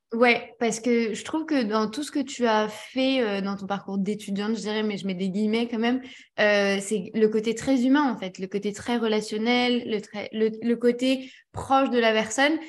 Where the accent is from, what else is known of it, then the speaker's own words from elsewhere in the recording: Strasbourg, Grand Est, France; je viens de Strasbourg